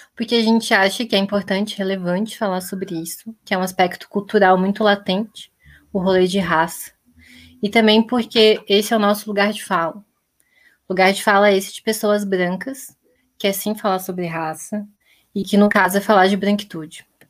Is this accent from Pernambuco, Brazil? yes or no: no; Blumenau, Santa Catarina, Brazil; also born or lived in Florianópolis; eu sou natural de Blumenau